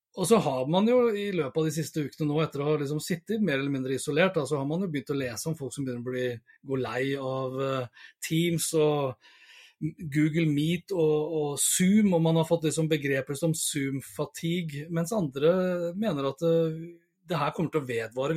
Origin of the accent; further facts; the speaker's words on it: Sandefjord, Vestfold, Norway; moved away; jeg er jo opprinnelig fra Sandefjord